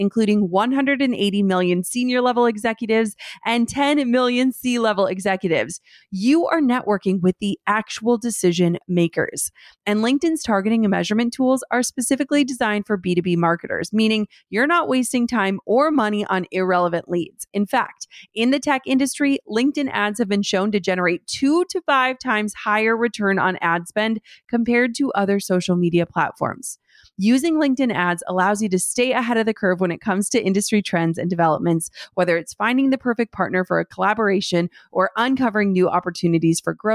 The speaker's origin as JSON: {"language": "English", "region": "Midwest", "country": "United States", "said": "I'm totally from the Midwest"}